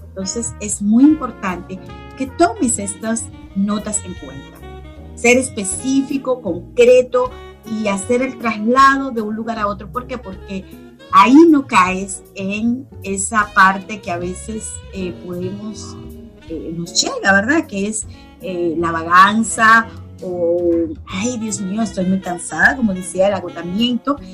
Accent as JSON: {"language": "Spanish", "country": "Dominican Republic", "moved": "as an adult", "lives_now": "United States", "said": "yo migré de mi país soy dominicana"}